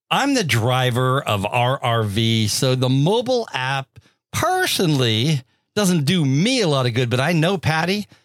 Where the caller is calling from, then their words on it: Washington, United States; from Washington State, and my question is this Does the campground charge to receive packages?